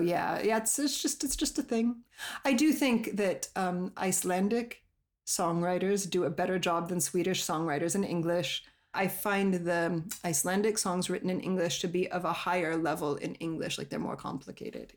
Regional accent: Colorado, United States; moved away; I'm from Colorado

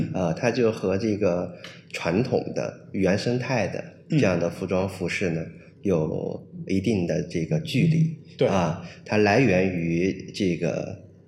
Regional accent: Pu'er, Yunnan, China; also born or lived in France; now in Beijing, China; 我是完全是从热带雨林走出来的这样的一个人。啊，我的家乡是在普洱，在云南的普洱。呃，有一部分是在北回归线上

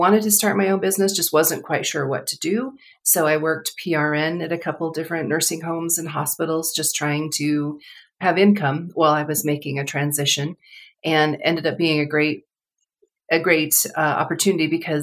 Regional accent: Colorado, United States; moved away as an adult; also born or lived in Southern California; I grew up in Colorado.

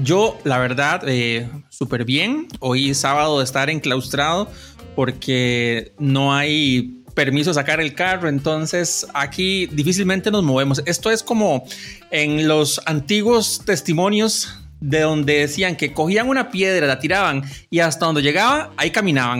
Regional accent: Cartago, Costa Rica; moved away as an adult; also born or lived in Orotina / Heredia; now in San Rafael de Heredia, Costa Rica; nací en Orotina, viví la mayoría de mis años hasta como a los 35 en Cartago

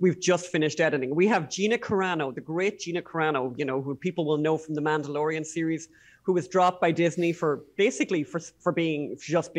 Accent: Ireland; as Irish people

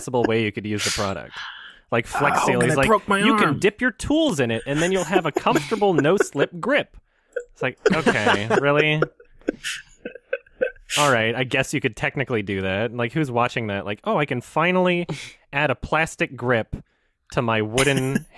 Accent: Edmonton, Alberta, Canada; I lived in like Edmonton, Alberta

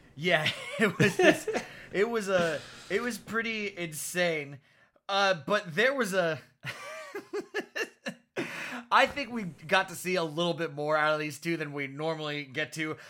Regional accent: Florida, United States; I'm from Florida

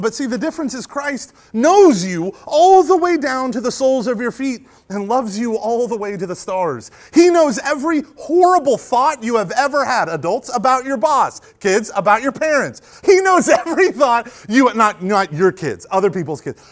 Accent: United States; also born or lived in Rust Belt of Ohio; being an American

